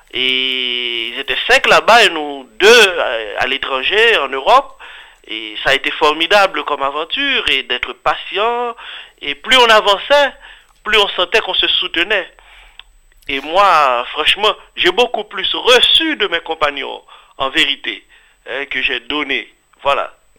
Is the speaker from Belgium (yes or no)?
no; Haiti; je suis haïtien d'origine